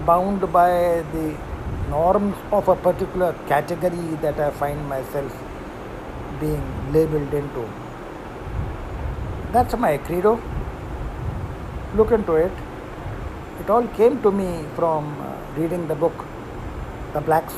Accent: Maharashtra, India; also born or lived in Thane; I am also a Maharashtrian staying in Maharashtra

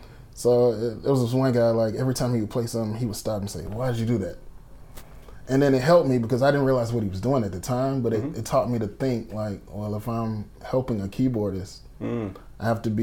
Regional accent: Atlanta, Georgia, United States; Born and raised in Atlanta.

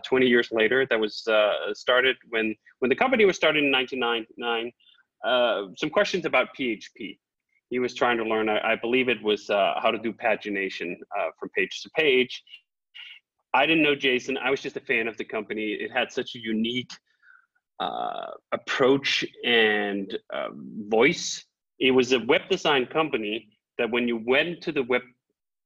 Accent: Copenhagen, Capital Region of Denmark, Denmark; now in Malibu, United States; I'm originally from Copenhagen, Denmark

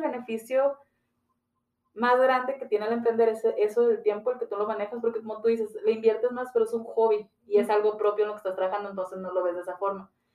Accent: Ciudad Juárez, Chihuahua, Mexico; Soy originaria de aquí de Ciudad Juárez, Chihuahua

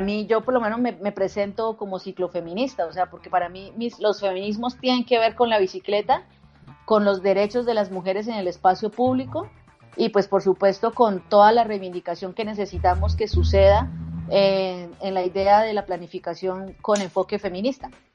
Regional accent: Bucaramanga, Santander, Colombia; moved away as an adult; now in Bogotá, Colombia; mi ciudad natal, en Bucaramanga. Yo ahora vivo en Bogotá

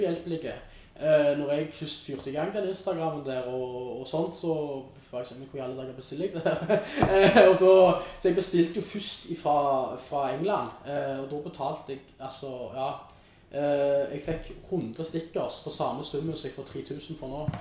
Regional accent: Stavanger, Rogaland, Norway; moved away as an adult; now in Oslo, Norway; hjemme i Stavanger

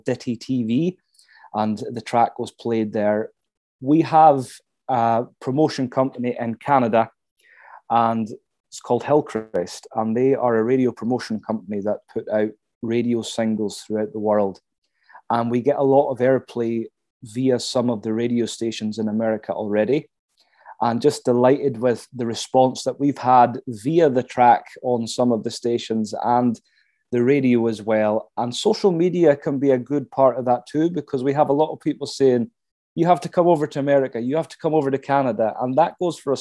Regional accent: Caithness, Scotland, United Kingdom; my hometown here in Caithness

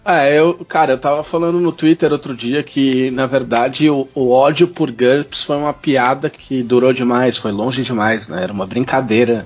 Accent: São Paulo, Brazil; now in Porto Alegre, Brazil; Eu sou de São Paulo, eu moro em Porto Alegre, mas eu sou de São Paulo

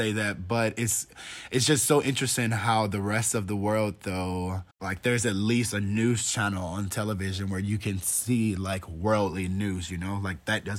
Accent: the South, United States; I'm from the Bible Belt. And, like, if you're not Christian here and you don't, like, proclaim that, it's, like, kind of looked down upon.

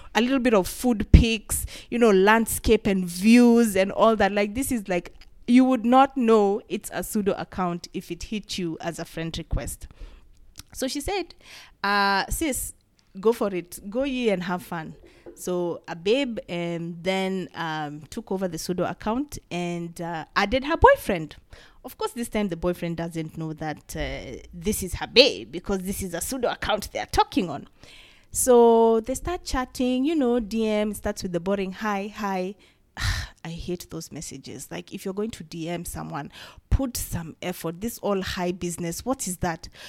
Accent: Kenya; As a Kenyan and as a creative

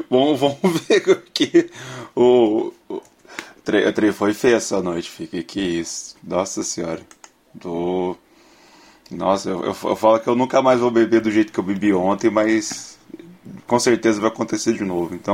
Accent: Brazil; Ah, eu, eu, bebo porque eu lembro que eu sou brasileiro. Aí eu, eu tenho que beber.

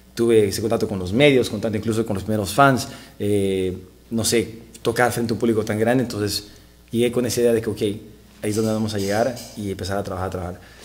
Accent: Bolivia; moved away as an adult; now in Los Angeles, United States; soy cantante y compositor de Bolivia. Eh, vivo ya en Los Ángeles ya 15 años

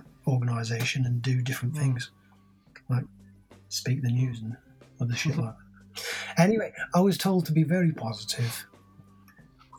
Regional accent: Wolverhampton, West Midlands, United Kingdom; I was born in Wolverhampton

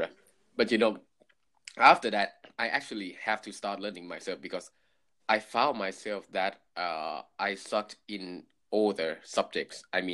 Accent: Thailand; accent: Thai; English is a second language; There we go, my Thai accent here.

